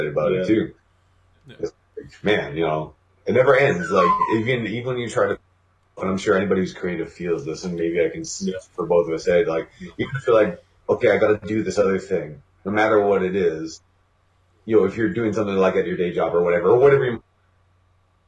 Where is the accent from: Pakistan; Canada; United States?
Canada; We're painfully Canadian